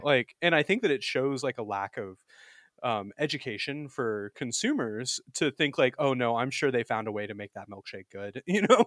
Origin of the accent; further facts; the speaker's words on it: Alabama, United States; I was born and raised in the Deep South, actually. I'm from Alabama